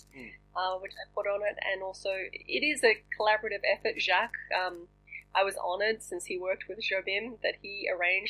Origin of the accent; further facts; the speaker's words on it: Australia; moved away as an adult; also born or lived in Boston, United States / Paris, France / London, United Kingdom; now in Los Angeles, United States; I left Australia, which is my home country.